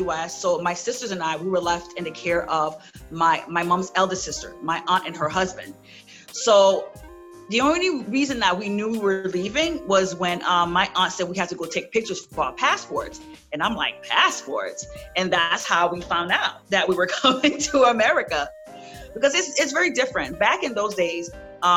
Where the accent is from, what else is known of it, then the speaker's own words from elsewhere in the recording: New York City, New York, United States; also born or lived in Haiti; I grew up in Brooklyn, Flatbush area